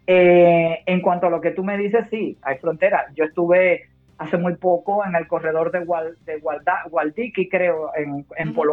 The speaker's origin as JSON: {"language": "Spanish", "country": "Cuba", "tie": "born there", "said": "yo soy las dos. Yo nací en Cuba, pero mi padre es catalán. Por lo tanto, me siento tan orgullosamente cubana como española."}